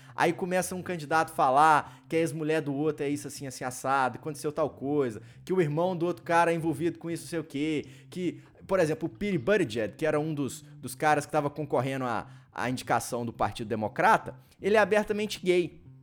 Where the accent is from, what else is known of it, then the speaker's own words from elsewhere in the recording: Brazil; now in United States; a gente, enquanto brasileiro